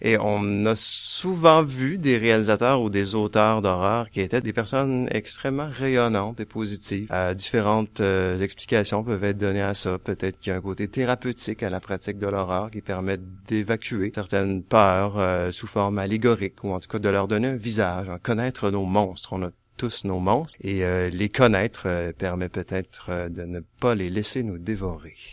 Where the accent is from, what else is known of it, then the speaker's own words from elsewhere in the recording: Quebec, Canada; ici au Québec, on était euh, des Français en Amérique. Je pense plutôt que nous sommes maintenant des Américains qui parlent français